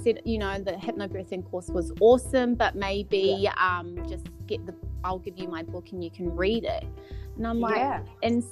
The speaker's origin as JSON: {"language": "English", "country": "New Zealand", "tie": "born or raised there", "moved": "yes", "lives_now": "Gold Coast, Australia", "said": "So I'm Kiwi. So I'm born and bred in New Zealand"}